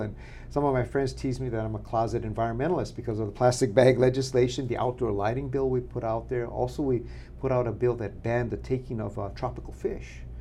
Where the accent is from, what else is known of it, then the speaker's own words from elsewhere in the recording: Makawao, Hawaii, United States; I was uh, born and raised in Makawao.